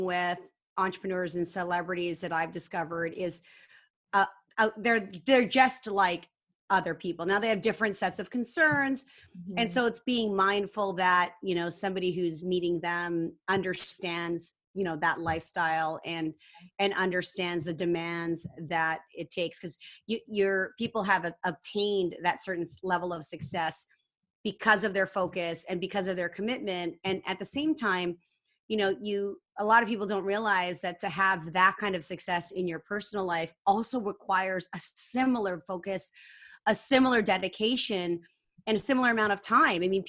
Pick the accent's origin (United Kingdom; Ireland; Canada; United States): Canada; I'm Asian. I'm Canadian, Filipino Canadian.